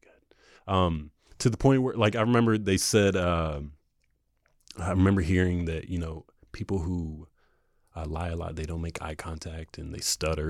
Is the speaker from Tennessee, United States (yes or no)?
no; North Carolina, United States; growing up in North Carolina